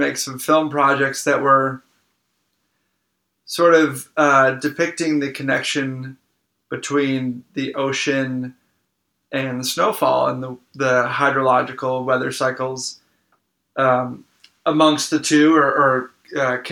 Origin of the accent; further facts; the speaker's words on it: Manchester-by-the-Sea, Massachusetts, United States; I grew up about 45 minutes north of Boston, small town called Manchester.